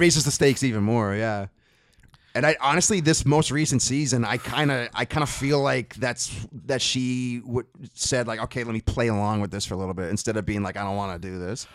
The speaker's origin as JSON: {"language": "English", "town": "Hingham", "region": "Massachusetts", "country": "United States", "said": "I'm from the Boston area. I'm, uh, a town called Hingham"}